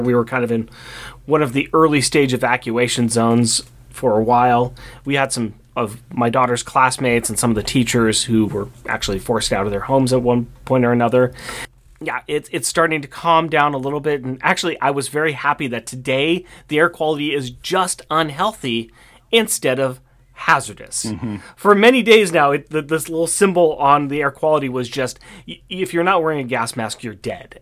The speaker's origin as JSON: {"language": "English", "town": "Portland", "region": "Oregon", "country": "United States", "said": "we are from Portland, Oregon"}